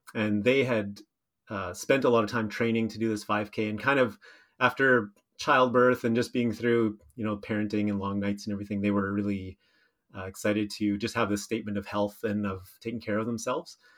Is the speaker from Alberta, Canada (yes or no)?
no; Steinbach, Manitoba, Canada; I grew up in Steinbach, spent a few years away, but then moved back with my wife